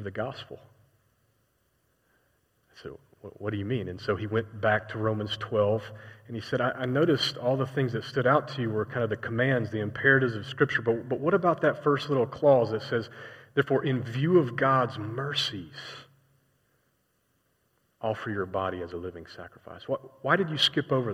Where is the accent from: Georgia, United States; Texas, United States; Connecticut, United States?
Georgia, United States; Atlanta; moved away as an adult; also born or lived in Indiana; I was from Atlanta, Georgia